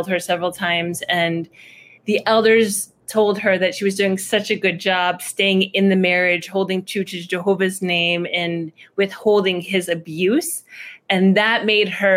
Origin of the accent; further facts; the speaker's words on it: a town right outside of Detroit, Michigan, United States; moved away as an adult; also born or lived in Iraq / Chicago; I was born in Iraq. My family came to America when I was 1.5, and I grew up in a town right outside of Detroit, Michigan